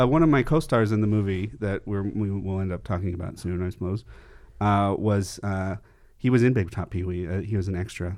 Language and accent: English; Camarillo, California, United States; I grew up in Camarillo, California, which is about an hour north of here